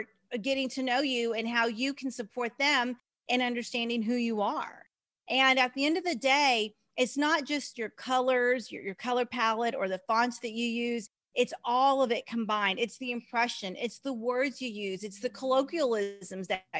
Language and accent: English; Texas, United States; also born or lived in Kansas; I'm from Texas.